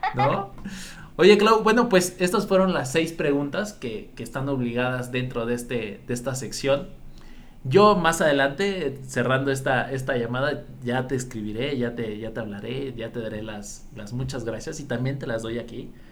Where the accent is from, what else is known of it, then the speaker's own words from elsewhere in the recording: Mexico; mi mexicano, mi gente